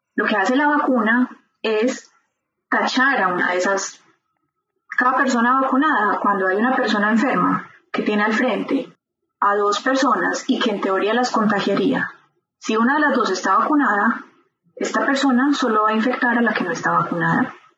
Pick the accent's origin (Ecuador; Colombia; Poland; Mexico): Colombia; Medellín, Antioquia; moved away as an adult; also born or lived in Bern, Switzerland; now in Switzerland; nací en Medellín, Colombia